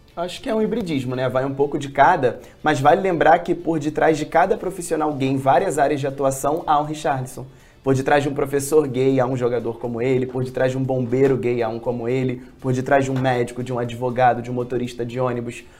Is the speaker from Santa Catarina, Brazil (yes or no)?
no; Rio de Janeiro, Brazil; A gente é carioca